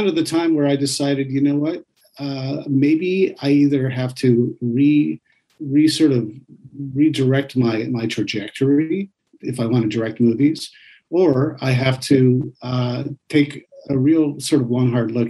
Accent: East Coast, New York, United States; I grew up on the East Coast in New York

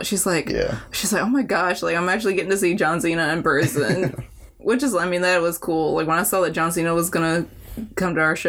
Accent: Memphis, Tennessee, United States; Like growing up around Memphis

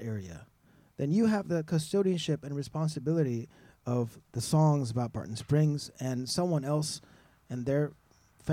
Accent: Iran; now in Austin, United States; the culture where I was born in Iran

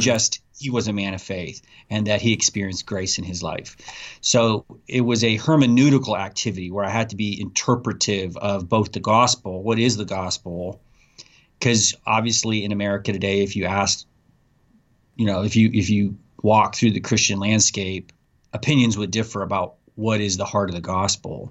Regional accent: Abilene, Texas, United States; my hometown in Abilene, Texas

